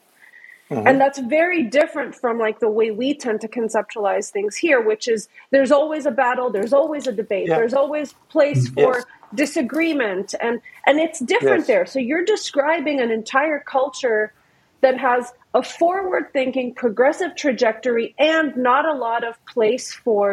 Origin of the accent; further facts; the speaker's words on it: United States; as an American listener